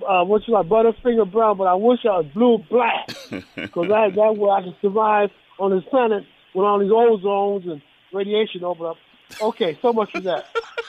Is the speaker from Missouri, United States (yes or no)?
no; Los Angeles, California, United States; from Watts.